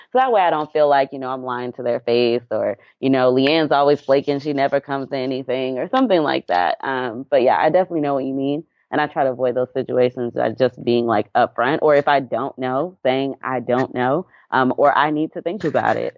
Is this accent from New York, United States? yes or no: no; Atlanta, Georgia, United States; also born or lived in Dallas, Texas / Anniston, Alabama; I grew up in Atlanta, Georgia.